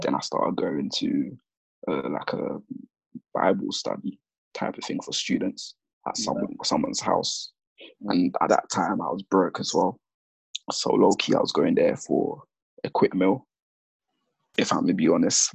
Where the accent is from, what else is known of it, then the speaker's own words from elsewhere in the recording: London, United Kingdom; also born or lived in Gambia / Sierra Leone / Catford, London / Kent; I'm from Lewisham because that's where my core, I guess, childhood or the past I can remember anyway, because that's where I started secondary school